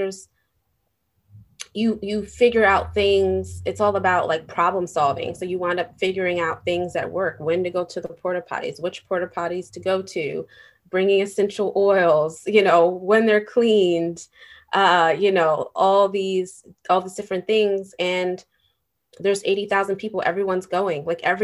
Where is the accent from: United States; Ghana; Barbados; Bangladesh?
United States; New York City, New York; as a New Yorker